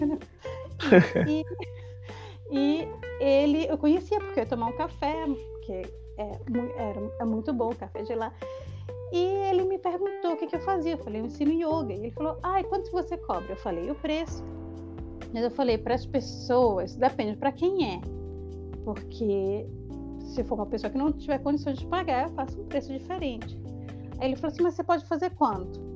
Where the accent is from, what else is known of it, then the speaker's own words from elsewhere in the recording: Brazil; moved away; a professora que sou eu, que sou brasileira